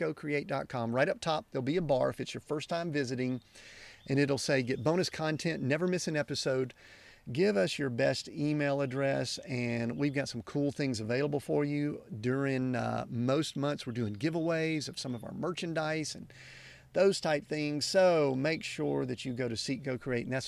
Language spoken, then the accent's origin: English; Southern United States, United States; accent: Southern United States; my Southern United States accent